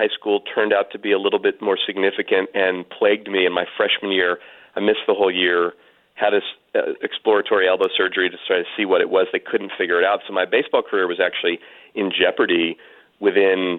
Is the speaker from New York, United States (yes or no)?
no; California, United States; Stanford University, which is about an hour from where I grew up here in California. I still live in the Bay Area